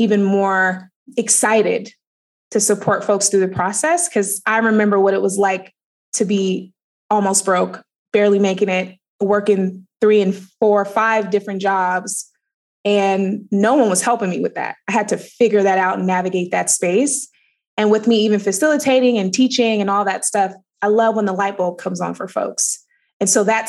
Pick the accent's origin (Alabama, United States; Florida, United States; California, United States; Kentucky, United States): California, United States; Oakland; I grew up in Oakland, California